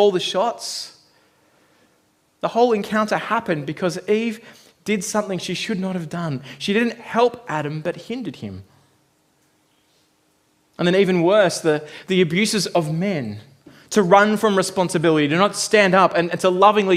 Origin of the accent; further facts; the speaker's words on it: Australia; now in New Zealand; growing up in Australia